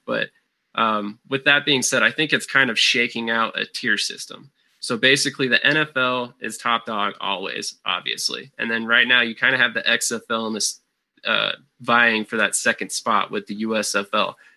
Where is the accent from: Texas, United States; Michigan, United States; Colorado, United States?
Colorado, United States; I'm from Colorado.